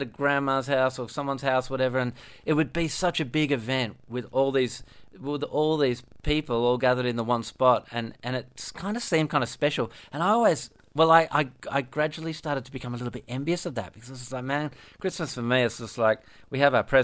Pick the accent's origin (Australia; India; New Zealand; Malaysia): Australia; Perth, Western Australia; growing up in Perth, it was literally just my mum, my dad, me and my two brothers